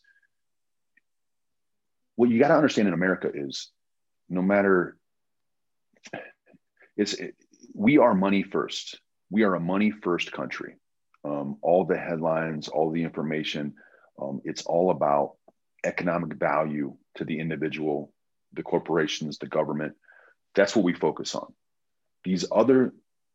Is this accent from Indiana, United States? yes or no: yes; Indianapolis, Indiana, United States; we wouldn't say we're from Indianapolis, we'd say Chicago